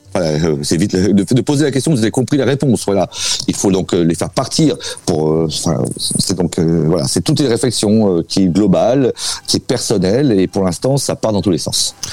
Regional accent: France; now in Russia

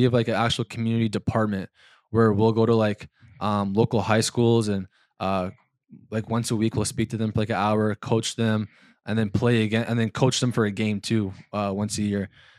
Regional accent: Winnipeg, Manitoba, Canada; moved away as an adult; also born or lived in Ohio / North Dakota / Minneapolis / Georgia; now in Hamilton, Canada; Two, it was against Winnipeg, my hometown.

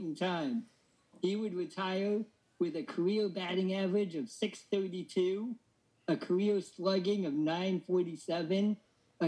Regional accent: Oregon, United States; growing up in Oregon

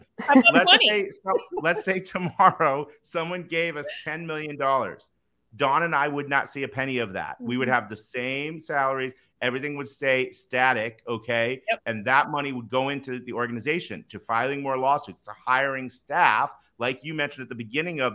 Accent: Northeast, United States; moved away; I'm from the Northeast originally

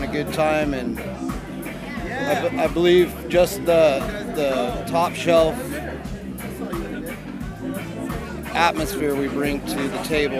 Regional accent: Ventura County, California, United States; also born or lived in Colorado; now in San Diego, United States; I'm from Ventura County

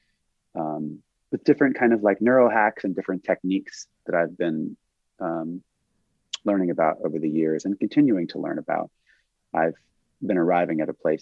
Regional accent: Santa Monica Mountains, California, United States; we grew up here in the Santa Monica Mountains

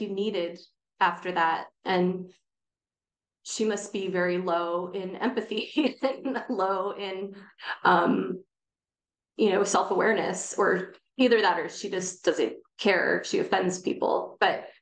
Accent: Bay Area, California, United States; I was born and raised in the Bay Area

